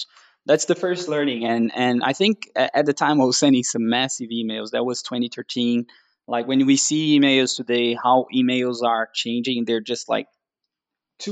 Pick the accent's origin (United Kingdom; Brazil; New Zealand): Brazil; moved away as an adult; now in Denmark; I'm from Brazil